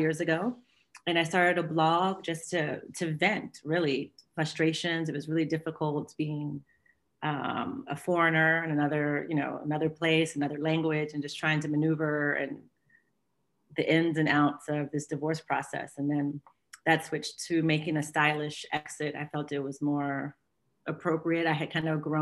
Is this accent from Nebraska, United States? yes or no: no; Washington, District of Columbia, United States; moved away as an adult; now in Geneva, Switzerland; I'm from the States, from Washington, D.C. I've been living in Geneva, 16 years.